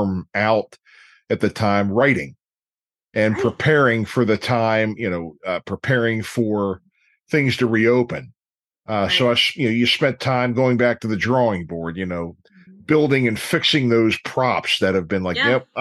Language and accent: English; Dundalk, Maryland, United States; I'm from Dundalk